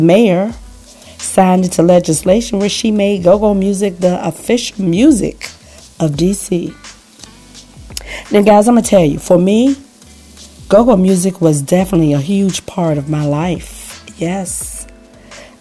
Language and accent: English; Washington, District of Columbia, United States; growing up in Washington, D.C., we kind of had our own music scene going